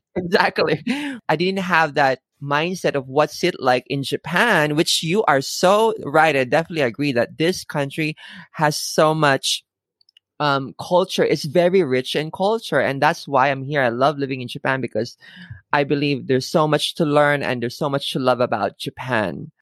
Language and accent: English; Philippines; moved away; I grew up in the Philippines